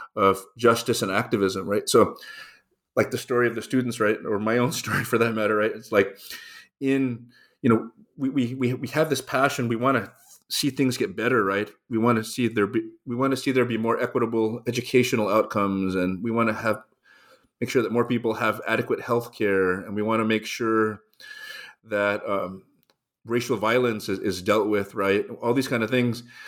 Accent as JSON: {"language": "English", "town": "Los Angeles", "region": "California", "country": "United States", "tie": "born or raised there", "said": "I grew up in Los Angeles. I was born on the east side of town, raised in the suburbs"}